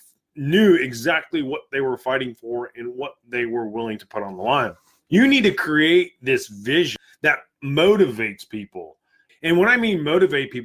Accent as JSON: {"language": "English", "country": "United States", "said": "I'm American through and through. I've served my country."}